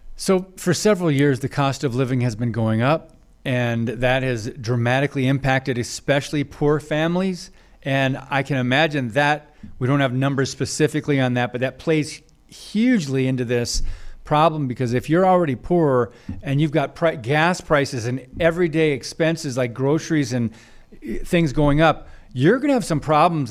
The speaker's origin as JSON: {"language": "English", "region": "Michigan", "country": "United States", "tie": "born or raised there", "moved": "yes", "said": "my home state of Michigan, where I grew up"}